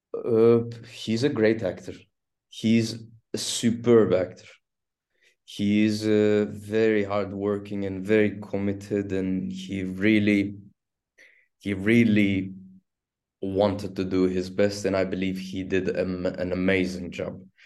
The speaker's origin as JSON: {"language": "English", "region": "Istanbul", "country": "Turkey", "tie": "born or raised there", "first_language": "Turkish", "second_language": "English", "said": "I was born in Istanbul and I'm raised in Istanbul and I've spent twenty-nine years in Istanbul"}